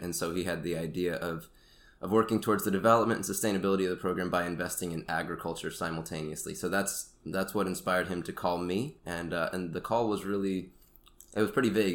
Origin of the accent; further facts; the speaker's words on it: Sanford, Florida, United States; moved away as an adult; now in Rwanda; I grew up in Florida in the Orlando area, Sanford